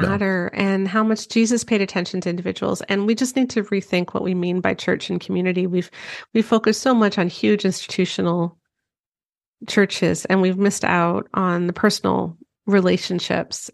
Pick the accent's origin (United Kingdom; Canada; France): Canada; I'm Canadian